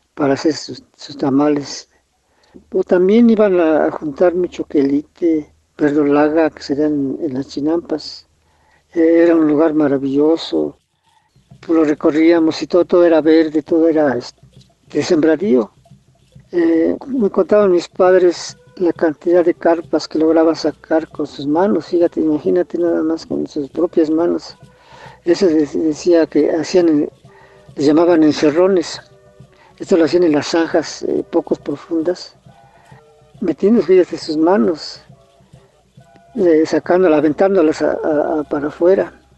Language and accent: Spanish; Mexico City, Mexico; Aquí en mi pueblo originario